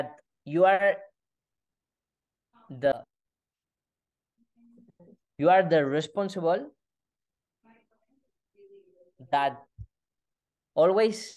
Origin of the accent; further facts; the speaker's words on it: Spain; English is a second language; my English is not perfect because I am from Spain